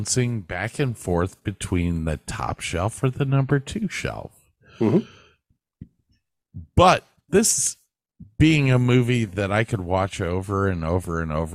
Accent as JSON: {"language": "English", "town": "Cleveland", "region": "Ohio", "country": "United States", "moved": "yes", "said": "I was from Cleveland"}